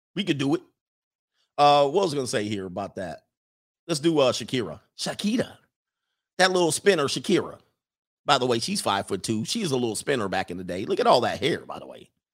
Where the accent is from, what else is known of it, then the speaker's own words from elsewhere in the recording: West Coast, United States; I'm from the West Coast